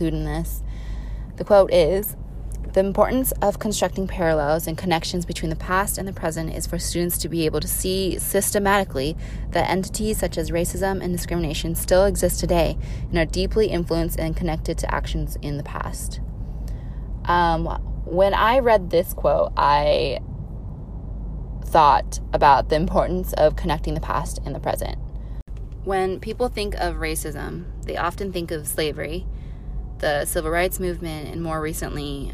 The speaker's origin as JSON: {"language": "English", "country": "United States", "tie": "born or raised there", "said": "I am Asian American and I was born and raised here"}